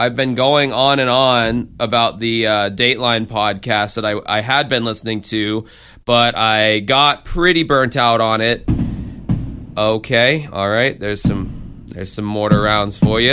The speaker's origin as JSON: {"language": "English", "region": "the South", "country": "United States", "lives_now": "Florida, United States", "said": "I'm from the South"}